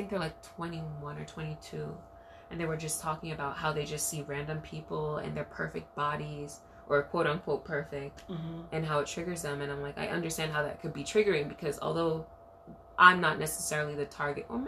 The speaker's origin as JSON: {"language": "English", "town": "New York City", "region": "New York", "country": "United States", "tie": "born or raised there", "said": "growing up in Brooklyn, like, you go to all these dance hall parties"}